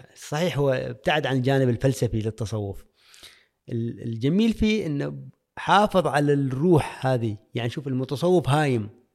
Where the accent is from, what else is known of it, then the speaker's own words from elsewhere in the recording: Al-Musanaah, South Al Batinah, Oman; moved away as an adult; تاريخ الولادة طبعا في ولاية المصنعة آه، الملدة قريتي اللي كثير أحبها